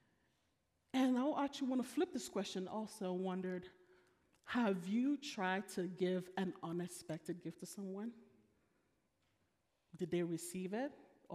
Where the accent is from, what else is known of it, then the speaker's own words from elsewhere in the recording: Nigeria; I'm Nigerian